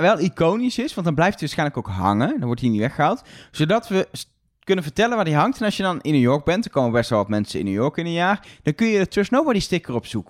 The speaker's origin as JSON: {"language": "Dutch", "country": "Netherlands", "said": "wij als Nederlanders"}